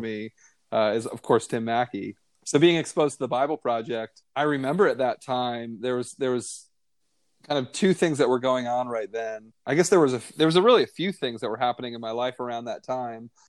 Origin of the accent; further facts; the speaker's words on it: Northeast, United States; American Christian, you know, white male in the, you know, growing up in the Northeast worldview